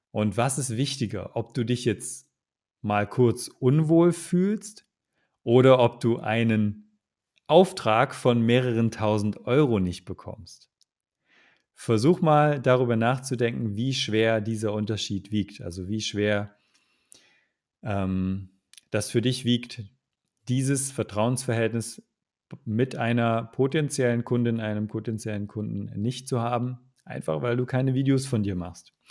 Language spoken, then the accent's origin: German; Magdeburg, Saxony-Anhalt, Germany; also ich komme ja aus ursprünglich aus Magdeburg. Das ist äh, im Osten Deutschlands.